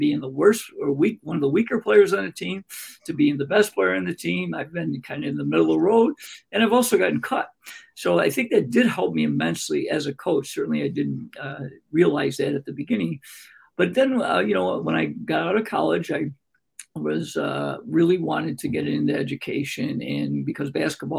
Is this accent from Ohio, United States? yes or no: no; Greece, New York, United States; also born or lived in Rochester, New York; I wanted to get back to my hometown called Greece, New York